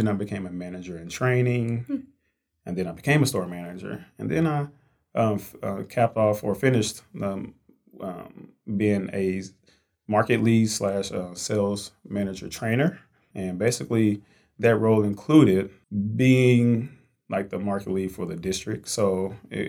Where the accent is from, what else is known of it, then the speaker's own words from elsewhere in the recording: Fort Worth, Texas, United States; Born and raised in Fort Worth, Texas, so Texas native